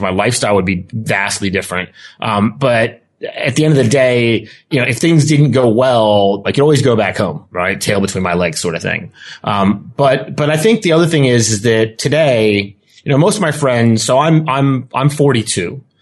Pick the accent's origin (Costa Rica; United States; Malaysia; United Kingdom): United States; accent: thick American; also born or lived in Spain / Australia; this thick American accent I have, but I'm actually Australian.